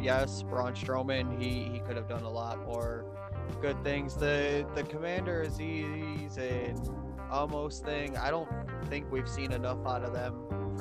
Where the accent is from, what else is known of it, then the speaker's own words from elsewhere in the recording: Buffalo, New York, United States; It was in Buffalo, New York. That's my hometown.